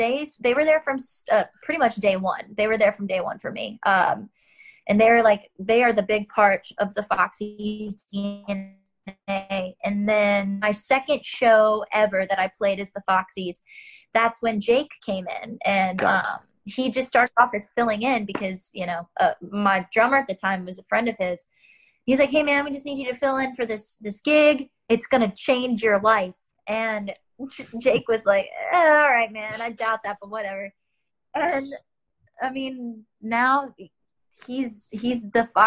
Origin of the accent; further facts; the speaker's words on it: Charlotte, North Carolina, United States; I grew up in Charlotte